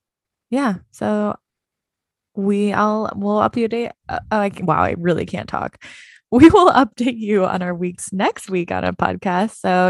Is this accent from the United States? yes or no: yes; Midwest, United States; I'm from the Midwest. So those photos of those deer hanging upside down are all over my Facebook